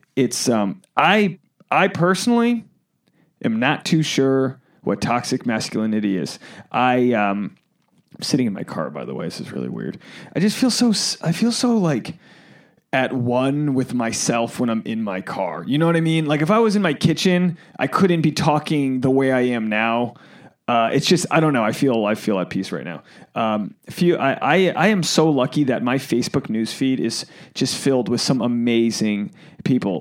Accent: Boston, Massachusetts, United States; I'm from the Boston area, New England

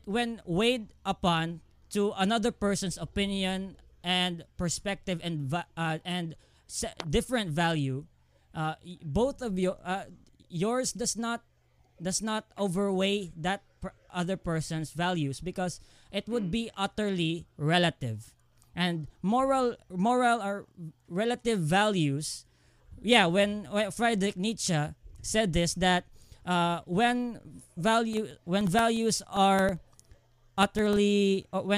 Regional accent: Philippines; I come from the Philippines, and the major religion here is Christianity

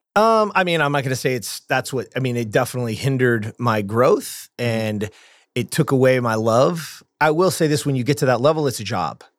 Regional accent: Lancaster, California, United States; I grew up in the Antelope Valley, Lancaster, California

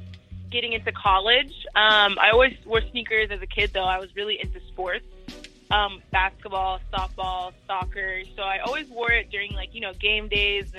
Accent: Lincoln, Nebraska, United States; moved away; Born and raised in Lincoln, Nebraska

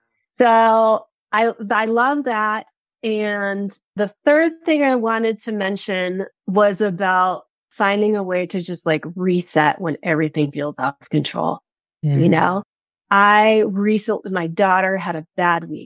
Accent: Midwest, United States; We're both from the Midwest

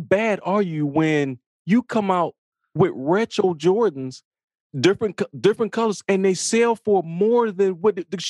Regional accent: Chicago, Illinois, United States; From Chicago.

